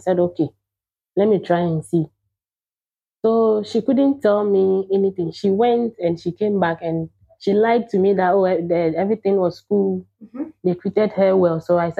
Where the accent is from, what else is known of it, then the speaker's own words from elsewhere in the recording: Volta, Ghana; also born or lived in Jordan; from Wota region, and I'm 29 years old.